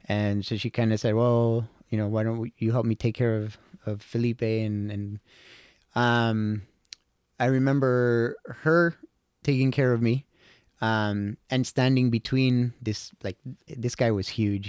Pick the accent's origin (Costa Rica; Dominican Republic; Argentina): Costa Rica; I was born and raised in Costa Rica